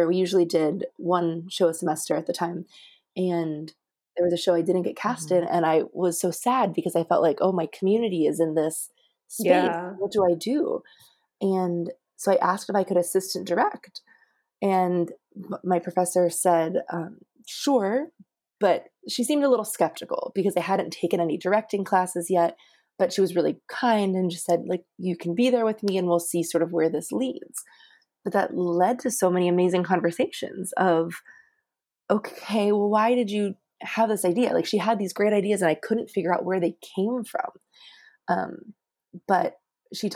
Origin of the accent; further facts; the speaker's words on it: Johnstown, Pennsylvania, United States; I grew up in Johnstown, Pennsylvania.